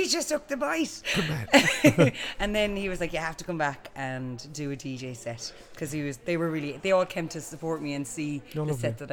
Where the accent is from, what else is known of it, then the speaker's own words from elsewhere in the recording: Boston, Tubber, County Clare, Munster, Ireland; now in Dublin, Ireland; I'm from Boston Tubber